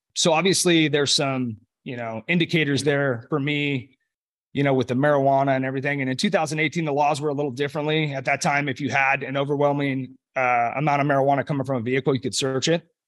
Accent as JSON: {"language": "English", "town": "Los Molinos", "region": "California", "country": "United States", "tie": "born or raised there", "said": "I grew up in Northern California, um, about twenty minutes north of Sacramento in a community called Los Molinas"}